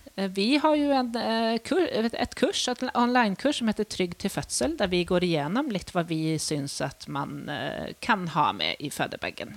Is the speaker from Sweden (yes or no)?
yes; Sweden; moved away as an adult; now in Norway; jeg kommer fra Sverige